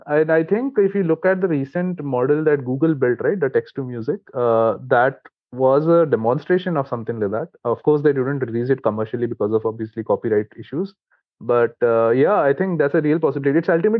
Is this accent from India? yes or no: yes; India; English is a second language; considering we come from India, right? Like, so if you look at the Indian copyright law